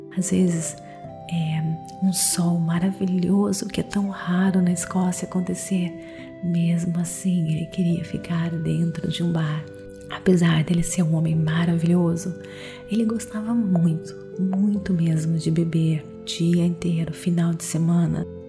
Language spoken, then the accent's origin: Portuguese; Brazil; eu sou brasileira